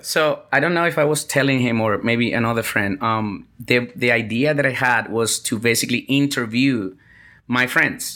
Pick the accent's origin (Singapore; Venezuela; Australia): Venezuela; moved away as an adult; also born or lived in Vietnam; I'm from Venezuela